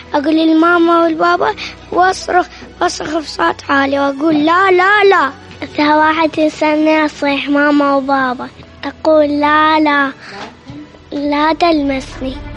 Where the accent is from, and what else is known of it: Lebanon; moved away as an adult; now in Fredericksburg, United States